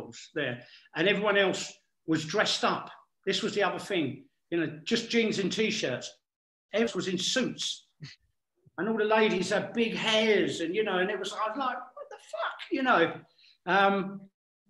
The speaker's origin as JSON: {"language": "English", "region": "England", "country": "United Kingdom"}